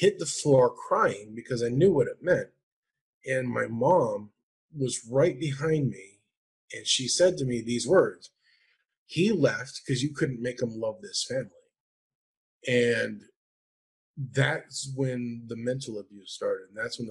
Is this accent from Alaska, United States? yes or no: yes; Anchorage, Alaska, United States; I grew up in Anchorage, Alaska